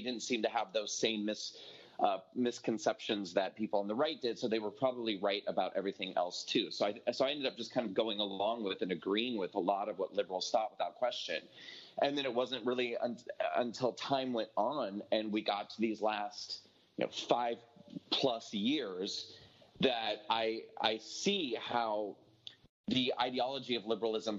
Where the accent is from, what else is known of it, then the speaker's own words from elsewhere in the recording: rural Nebraska, United States; I grew up at a time and in a geographic location, you know, that being rural Nebraska